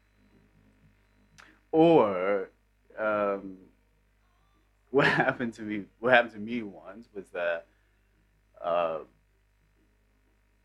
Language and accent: English; New York, United States; I'm from New York